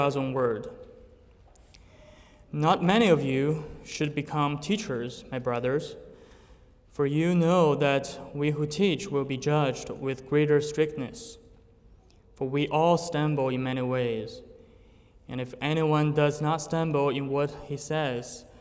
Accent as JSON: {"language": "English", "country": "China", "tie": "born or raised there", "also_born_or_lived": "Italy", "second_language": "English", "moved": "as an adult", "said": "I was born in China and raised there"}